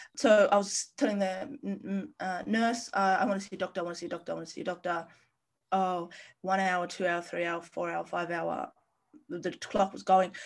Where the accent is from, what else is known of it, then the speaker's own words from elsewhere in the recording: Australia; being a Australian citizen